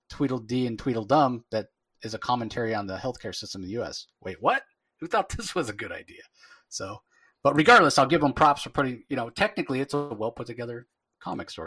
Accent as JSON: {"language": "English", "country": "United States", "said": "an American"}